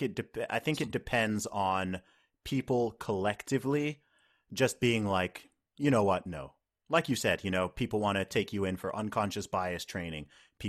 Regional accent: United Kingdom; I'm the British women's deadlift record holder.

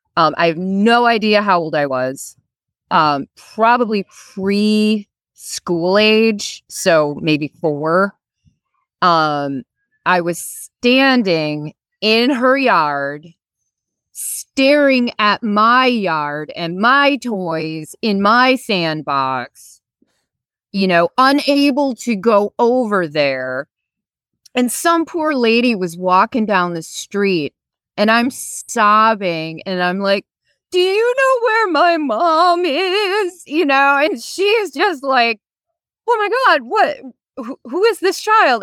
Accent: Wisconsin, United States; now in Virginia, United States; I am originally from Winnicotty, Wisconsin

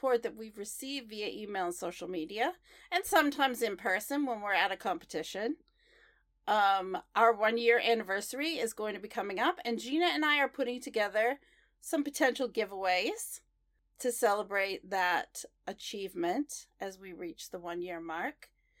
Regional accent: Portland, Oregon, United States; people I don't normally see in the skating world in my hometown.

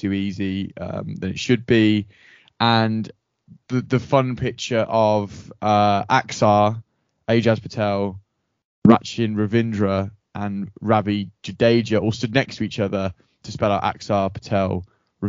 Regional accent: England, United Kingdom; we're English.

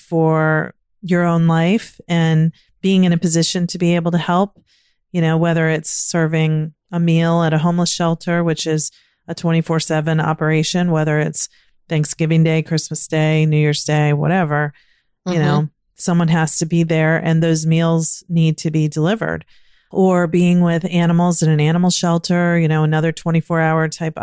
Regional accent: Virginia, United States; now in Maryland, United States; I grew up in Virginia and now living in Maryland.

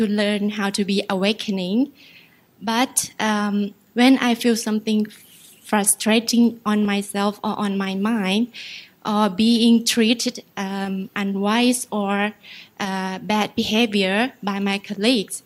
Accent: Ubon Ratchathani, Thailand; moved away; I'm from Ubon Ratchathani

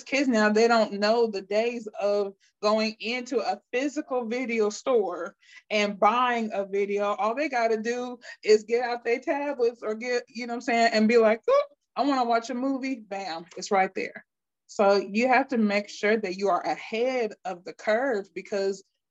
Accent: Akron, Ohio, United States; I'm from Akron, Ohio

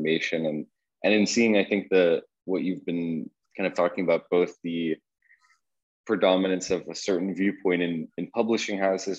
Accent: Qatar; born there; I was born in Qatar, and so I'm kind of thinking about my parents were working there at the time, both also English speakers

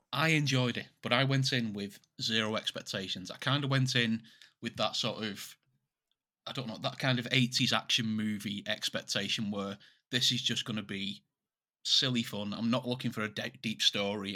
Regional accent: England, United Kingdom; we're English

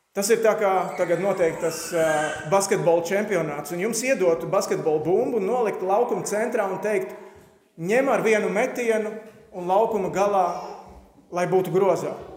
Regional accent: Latvia

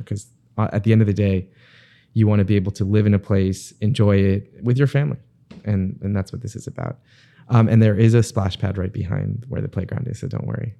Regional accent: Bal Harbour, Florida, United States; I grew up in Bay Harbor

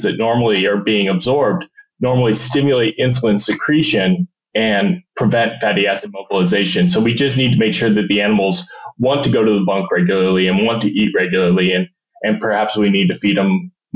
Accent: Julesburg, Colorado, United States; now in Arizona, United States; a small town, Julesburg, Colorado, in the northeast corner

